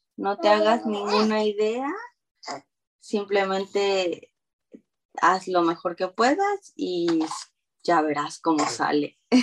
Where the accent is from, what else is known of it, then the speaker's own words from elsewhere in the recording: Xico, Veracruz, Mexico; moved away as an adult; also born or lived in Montana; now in California, United States; yo soy de México, de Veracruz, y crecí ahí toda mi vida hasta los 18